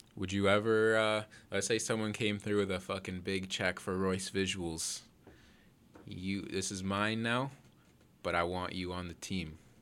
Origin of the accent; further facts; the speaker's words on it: Toronto, Ontario, Canada; I'm from Toronto